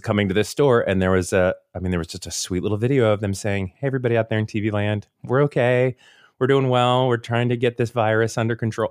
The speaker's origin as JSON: {"language": "English", "town": "Seminole", "region": "Florida", "country": "United States", "tie": "born or raised there", "said": "I grew up in Seminole, Florida"}